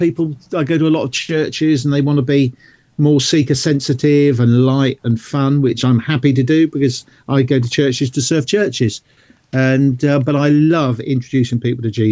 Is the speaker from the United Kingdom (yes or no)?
yes; South Coast of England, United Kingdom; I'm not from London, I'm from the South Coast